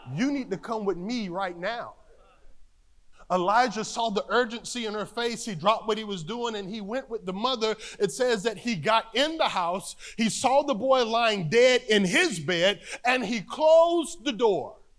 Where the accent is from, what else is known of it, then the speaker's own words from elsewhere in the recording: North Carolina, United States; Growing up in North Carolina, the country